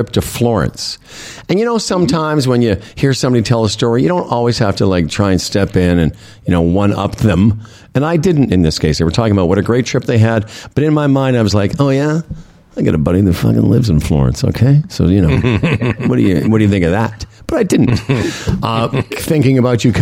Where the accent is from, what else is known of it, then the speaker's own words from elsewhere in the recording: Moose Jaw, Saskatchewan, Canada; moved away; We're both from Moose Jaw.